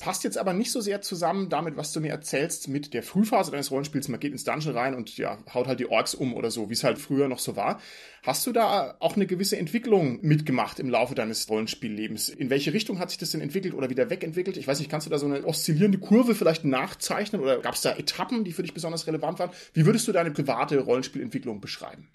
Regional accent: Southern Germany, Germany; Ich komme ja aus Süddeutschland

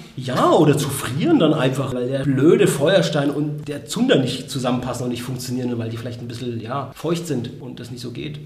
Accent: Würzburg, Bavaria, Germany; wo ich herkomme aus Würzburg

